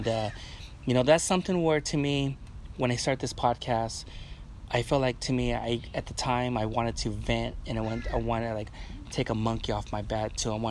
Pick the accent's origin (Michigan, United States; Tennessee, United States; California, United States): California, United States; Wilmington; also born or lived in Long Beach / Carson / Modesto; I was born in Long Beach at Memorial Hospital. Then moved to Wilmington and Carson. Then once my mom and my dad split up, my mom moved to Northern California. To Modesto, to the Bay Area, and Modesto back